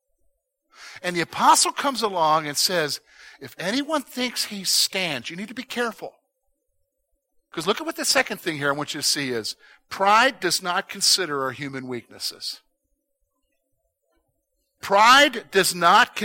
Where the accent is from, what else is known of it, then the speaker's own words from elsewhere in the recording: United States; That's part of being an American